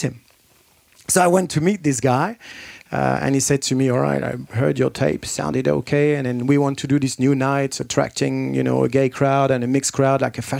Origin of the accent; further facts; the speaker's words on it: France; moved away as an adult; also born or lived in London, United Kingdom / Manchester, United Kingdom; I moved from France to England when I was 18.